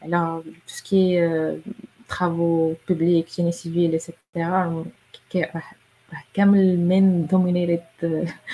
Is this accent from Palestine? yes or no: no; Morocco; هنا عندنا في المغرب